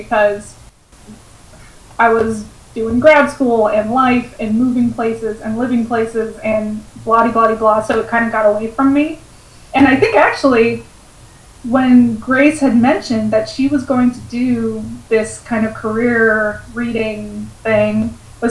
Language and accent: English; West Coast, United States; I am from the West Coast